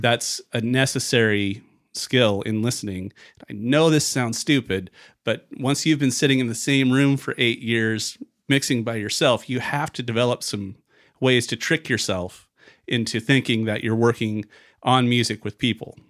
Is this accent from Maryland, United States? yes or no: no; Vancouver, Washington, United States; also born or lived in Portland, Oregon; I was born in Vancouver, Washington, which is right across the river from Portland, Oregon